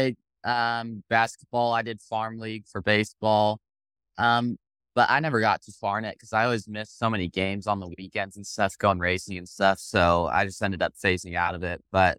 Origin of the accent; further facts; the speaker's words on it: Scottsdale, Arizona, United States; also born or lived in Temecula, California; Yeah, so I was born in Southern California, Temecula area, then moved out to Scottsdale when I was young. Moved out when I was about four, Scottsdale, Arizona, and now I'm 17, and I've lived there my whole life, basically.